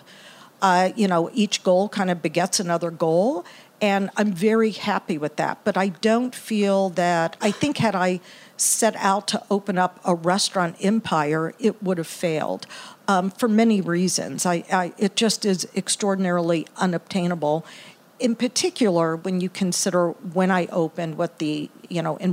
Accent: Galveston, Texas, United States; also born or lived in Brooklyn, New York / Indiana; now in Indianapolis, United States; I grew up in Texas, actually. Grew up in Galveston

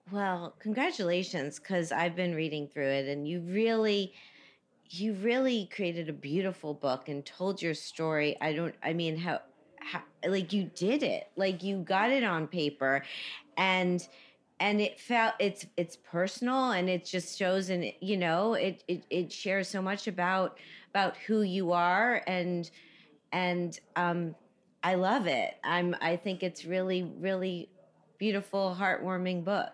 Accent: Miami, Florida, United States; I grew up in Miami

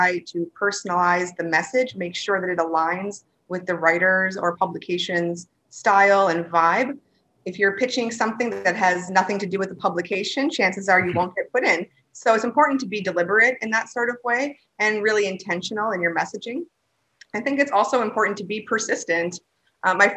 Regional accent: Wisconsin, United States; moved away as an adult; also born or lived in Amsterdam / Minneapolis; I'm from Wisconsin originally, and kind of grew up in the old school Wisconsin way

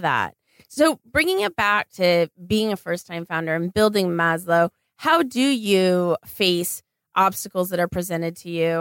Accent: Los Angeles, California, United States; here in my hometown of Los Angeles

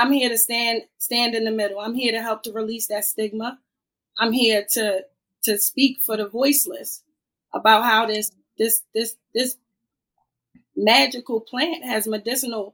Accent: Annapolis, Maryland, United States; I grew up in Annapolis. I'm from Annapolis, Maryland

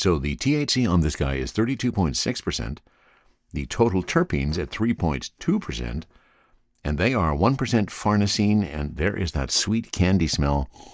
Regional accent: the Kootenays, British Columbia, Canada; moved away; I am originally from the Kootenays

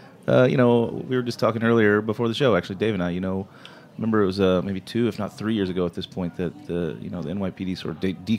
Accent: Florida, United States; I grew up in Florida on a beach

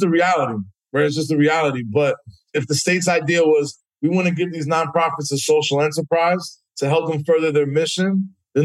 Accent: New York City, New York, United States; growing up in New York City

